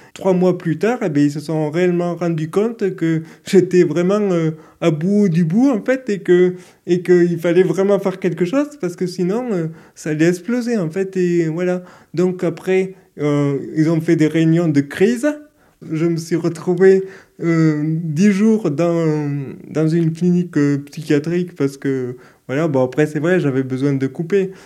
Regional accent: Toulouse, Occitania, France; je suis de Toulouse, je suis né à Toulouse

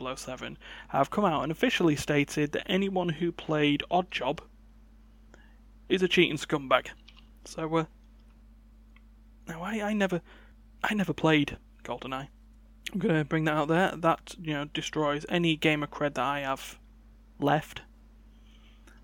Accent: United Kingdom; I'm British

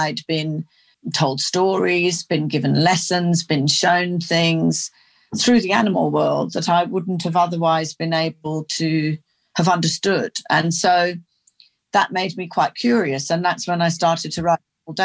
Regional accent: near Oxford, South East England, United Kingdom; also born or lived in London; now in Australia; I grew up in England. I was born in London and then we had a country cottage near Oxford and then we moved there when I was eight and I pretty much did most of my growing up there

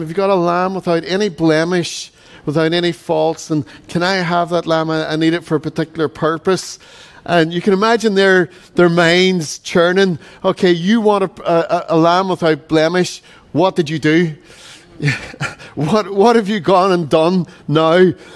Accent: Donegal, Ulster, Ireland; growing up in Donegal

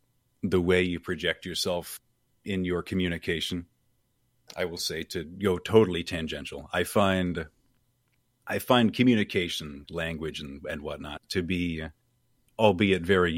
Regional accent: Maine, United States; moved away as an adult; now in Florida, United States; I'm from Maine. I live in Florida now for the past year.

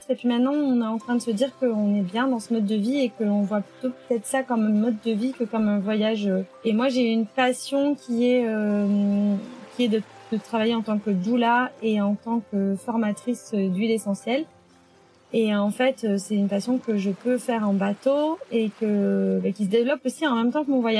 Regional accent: France; moved away as an adult; ça fait depuis 2008 que j'ai quitté la France et que j'habite un peu partout dans le monde.

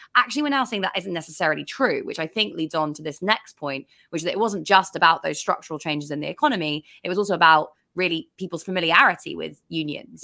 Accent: England, United Kingdom; as an English person

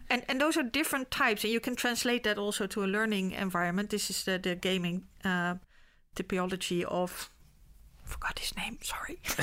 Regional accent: The Hague, South Holland, Netherlands; I was born in Scheveningen.

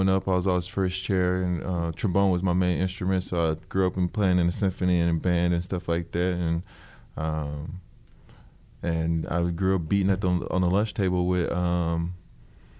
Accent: Houston, Texas, United States; I'm from Houston

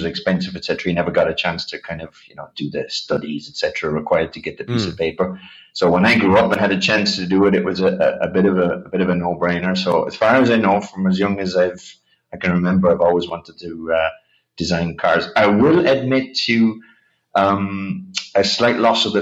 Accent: Ireland; moved away as an adult; also born or lived in United Kingdom / Japan; I went to uni in Ireland, actually, back in my home country

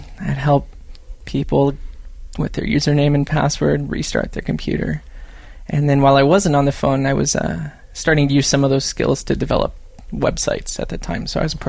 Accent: Paradise, California, United States; I grew up in the foothills of Northern California. A town called Paradise near Chico. So kind of foothills in the valley.

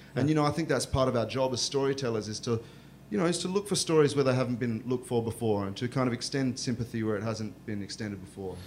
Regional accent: Australia; accent: Australian; I grew up in a small town similar to the one that I describe in this novel, uh, where there are migrants from all around the world trying to forge a life for themselves in Australia

